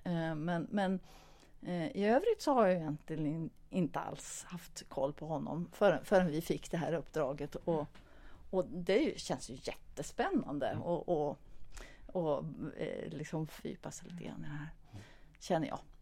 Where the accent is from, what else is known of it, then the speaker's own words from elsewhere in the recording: Stockholm, Stockholm County, Sweden; now in Sundsvall, Sweden; jag kom ju från början från Stockholm, eh, men bor nu sedan ganska länge i Sundsvall.